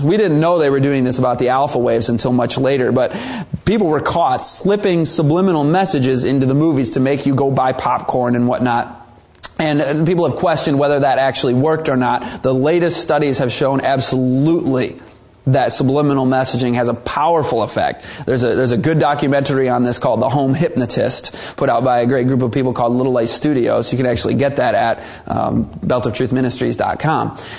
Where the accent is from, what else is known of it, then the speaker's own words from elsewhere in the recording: United States; But many Americans, we kind of get in denial.